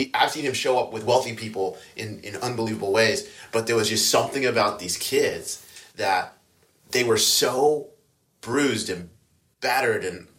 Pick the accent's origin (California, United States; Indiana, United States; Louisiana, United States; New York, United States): Louisiana, United States; also born or lived in Iowa; And then I grew up in Louisiana. And so it was we moved there from Iowa when I was going into the seventh grade.